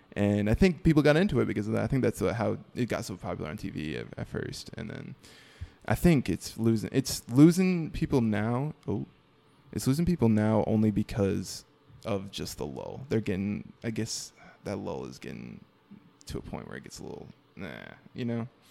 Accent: Mooresville, North Carolina, United States; also born or lived in New York; I grew up in, like, Norman area, uh, Mooresville

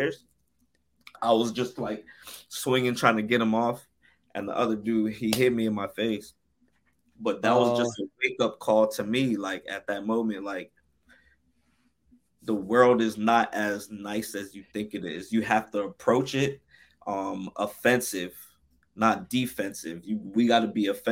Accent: Newark, New Jersey, United States; also born or lived in Irvington, New Jersey / Orange, New Jersey; I grew up in Newark and Irvington

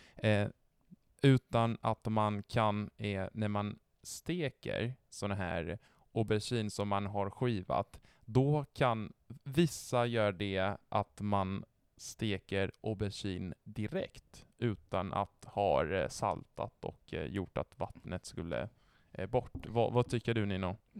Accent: northern Italy, Italy; Swedish is a second language; also born or lived in Genoa; now in Sweden; jag är från norra Italien

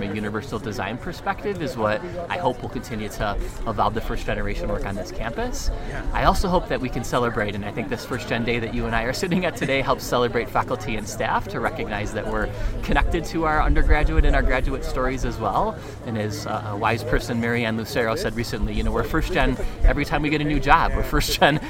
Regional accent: near Buffalo, New York, United States; moved away as an adult; now in Colorado, United States; I grew up just outside of Buffalo, New York, in a relatively small town

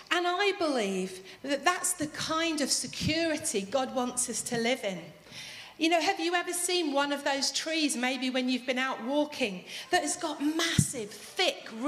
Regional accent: Manchester, North West England, United Kingdom; As you know, I'm from Manchester.

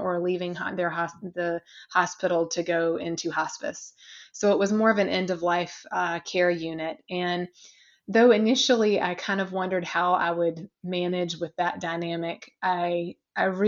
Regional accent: a very small town in South Carolina, United States; now in New York, United States; though I'm a New Yorker now, I am originally from a very small town in South Carolina

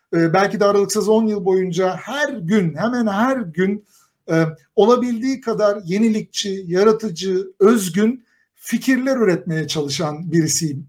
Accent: Kayseri Province, Turkey; tipik bir Kayserili olarak

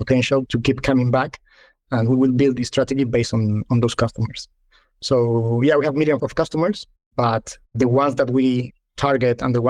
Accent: Malaga, Andalusia, Spain; moved away as an adult; also born or lived in London / Madrid; come back to Malaga, my hometown

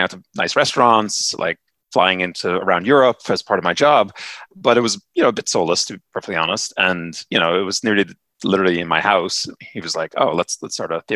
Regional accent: Ireland; moved away; also born or lived in Upstate New York, United States; I'm from Ireland originally, and I partly grew up there, partly grew up upstate New York in the States

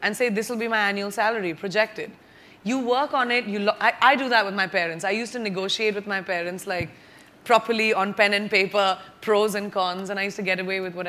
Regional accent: Bareilly, Uttar Pradesh, India; also born or lived in Jamshedpur / Lucknow / Mumbai / Boston; I was born in Jamshedpur, raised in Bareilly, UP, went to school in Lucknow, lived in Mumbai, lived in Boston, lived in New York. I consider myself truly a citizen of the world.

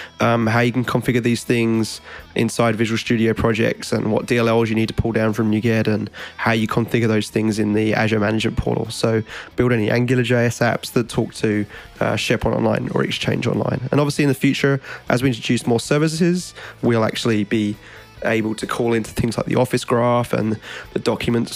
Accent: Australia; now in United States

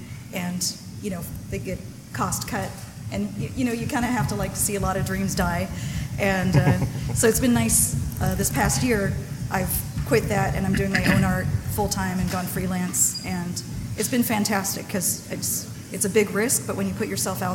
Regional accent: Santa Cruz, California, United States; also born or lived in San Francisco; I grew up in Santa Cruz

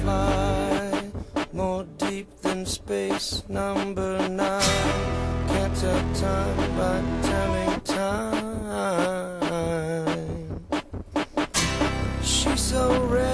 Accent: Chicago, Illinois, United States; We're from Chicago

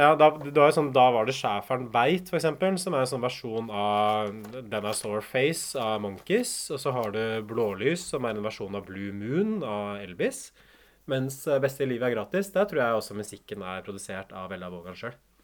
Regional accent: Hamar, Innlandet, Norway; moved away; jeg kommer jo fra Hamar sånn opprinnelig

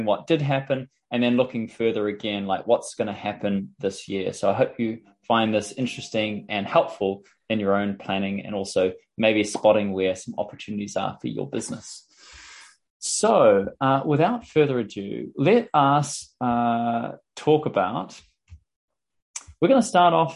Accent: New Zealand; I'm from New Zealand

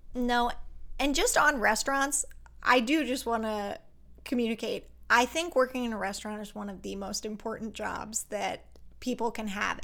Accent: Pennsylvania, United States; now in Los Angeles, United States; I was born in Pennsylvania and grew up in a town where, like, everybody went to church on Sunday

